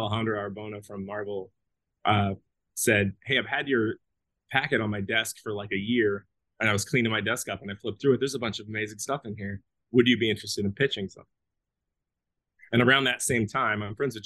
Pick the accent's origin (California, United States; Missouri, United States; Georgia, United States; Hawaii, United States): Missouri, United States; Kansas City; moved back to Kansas City